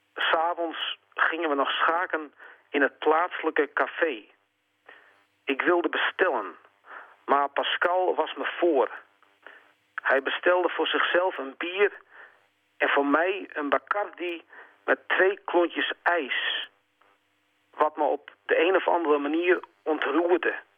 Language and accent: Dutch; Friesland, Netherlands; moved away as an adult; also born or lived in Groningen; Na mijn jeugd in Friesland vertrok ik naar Groningen.